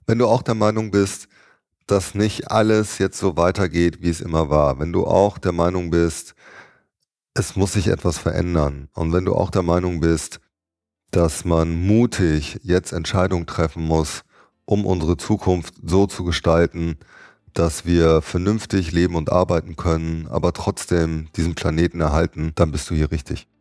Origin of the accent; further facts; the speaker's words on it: Düsseldorf, North Rhine-Westphalia, Germany; meiner Heimatstadt, da wo mein Herzblut halt reinfließt, nämlich Düsseldorf